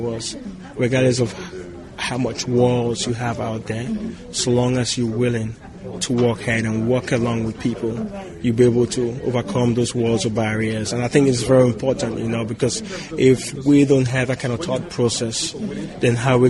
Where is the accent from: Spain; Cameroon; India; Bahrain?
Cameroon; now in Chicago, United States; I'm originally from Cameroon